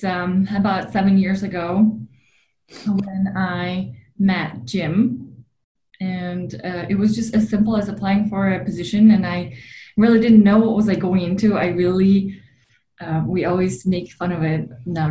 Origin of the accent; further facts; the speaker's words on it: Slovakia; moved away as an adult; now in United States; I was born and raised in Slovakia, which is in the heart of Europe